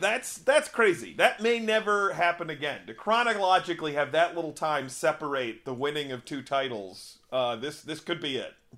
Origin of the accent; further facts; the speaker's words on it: Upper Midwest, United States; we're from the Upper Midwest.